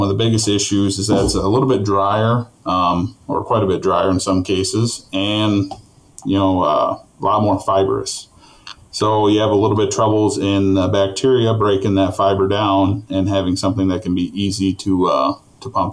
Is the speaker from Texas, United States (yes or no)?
no; Rushmore, Minnesota, United States; I was born and raised in Rushmore, Minnesota